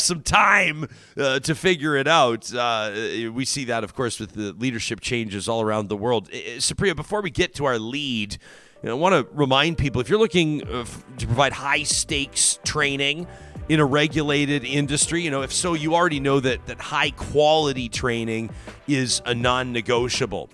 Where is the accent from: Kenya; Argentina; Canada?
Canada; Calgary, Alberta; when I was sixteen, I was a full-blown right-winger growing up in South Calgary